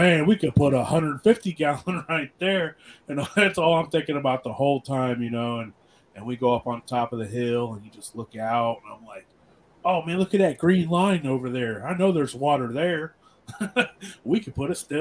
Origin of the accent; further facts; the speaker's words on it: Appalachia, United States; We're all from Appalachia. All our families are from Appalachia